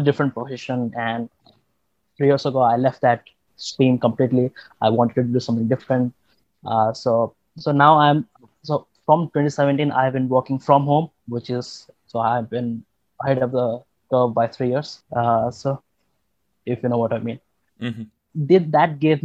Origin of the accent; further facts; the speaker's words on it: India; I'm from India